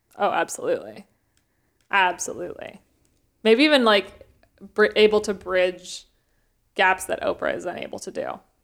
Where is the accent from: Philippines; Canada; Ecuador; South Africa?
Canada; growing up in Canada